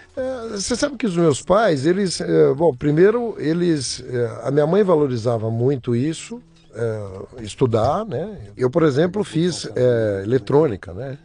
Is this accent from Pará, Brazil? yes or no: no; São Paulo, Brazil; Eu nasci em São Paulo, sou paulistano, nasci no, no Hospital São José do Brás, crescido na zona leste de São Paulo